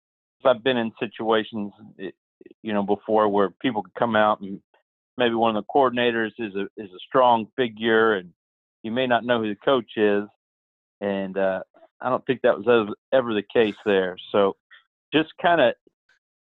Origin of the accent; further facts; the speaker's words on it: Pittsburg, Kansas, United States; growing up in Pittsburgh, a small town, you know, where the university is a big part of the town